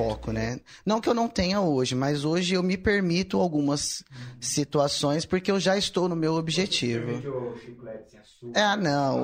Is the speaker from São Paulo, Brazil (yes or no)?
yes; Ribeirão Preto, São Paulo, Brazil; Sou de Ribeirão